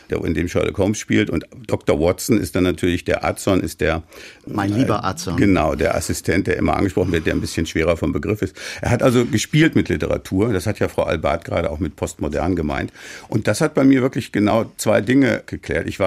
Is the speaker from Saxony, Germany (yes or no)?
no; Soest, North Rhine-Westphalia, Germany; wohnte damals als Abiturient, hatte gerade Abitur gemacht, in der super mittelalterlichen Stadt Soest, wo ich geboren bin.